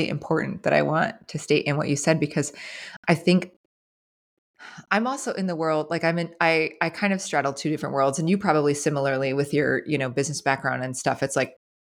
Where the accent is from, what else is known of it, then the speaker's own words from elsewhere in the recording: New Jersey, United States; moved away; also born or lived in Franklin, Tennessee; I was raised in New Jersey.